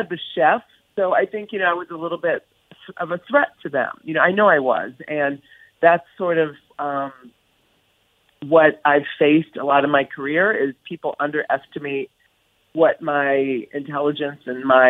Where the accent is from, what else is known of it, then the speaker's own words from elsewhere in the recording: East Coast, United States; moved away as an adult; now in California, United States; I was from the East Coast